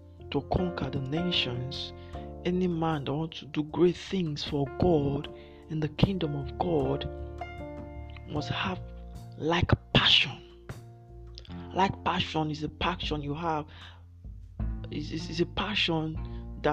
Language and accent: English; Nigeria; I'm from Nigeria.